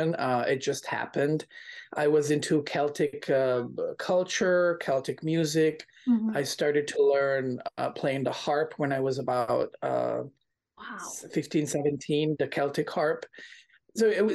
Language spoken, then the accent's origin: English; Milan, Lombardy, Italy; I was born in Milan, Italy